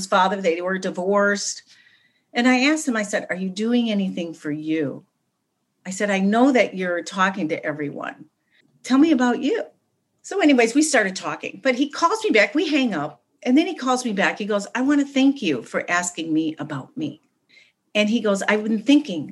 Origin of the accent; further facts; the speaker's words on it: Chicago, Illinois, United States; also born or lived in West Los Angeles; now in Los Angeles, United States; I'm from Chicago and I live in West Los Angeles now.